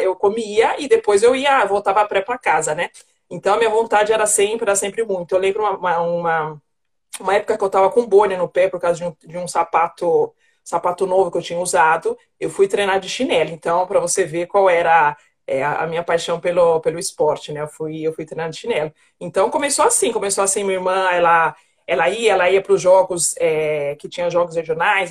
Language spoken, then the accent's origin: Portuguese; Mauá, São Paulo, Brazil; eu nasci, eu nasci na cidade de Mauá, na Grande São Paulo